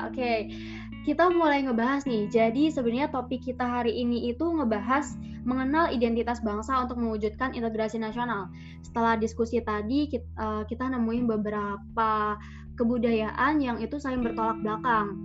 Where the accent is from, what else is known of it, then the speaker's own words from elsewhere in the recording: Sulawesi, Indonesia; meskipun Farha dari Manado, saya dari Sulawesi